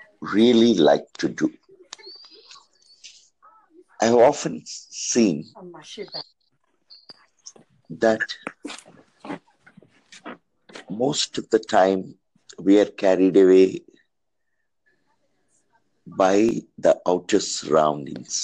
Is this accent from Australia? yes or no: no; India; from India.